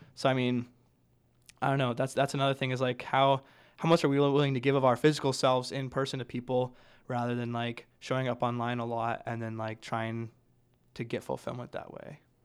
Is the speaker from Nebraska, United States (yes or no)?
yes; Grand Island, Nebraska, United States; I'm from Grand Island, Nebraska